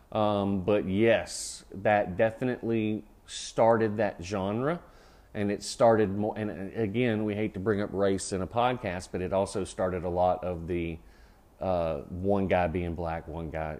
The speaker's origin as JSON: {"language": "English", "region": "Georgia", "country": "United States", "tie": "born or raised there", "also_born_or_lived": "North Carolina", "moved": "yes", "said": "When I grew up in Georgia"}